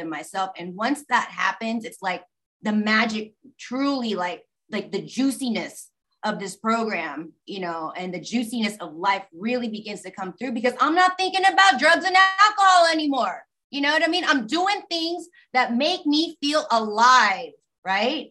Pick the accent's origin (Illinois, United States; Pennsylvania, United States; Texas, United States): Texas, United States; Austin; I grew up in South Austin